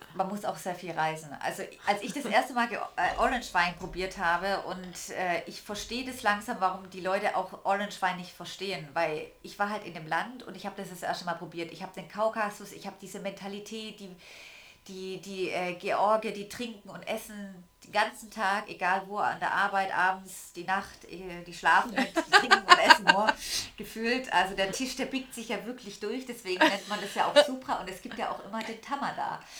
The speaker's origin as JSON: {"language": "German", "region": "Swabia", "country": "Germany", "said": "als Schwabe"}